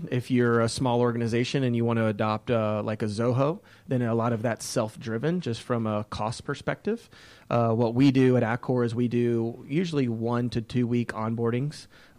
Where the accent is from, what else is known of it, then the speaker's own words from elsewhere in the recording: Decatur, Georgia, United States; Yeah, so I love the Atlanta. I was born in Decatur, Georgia.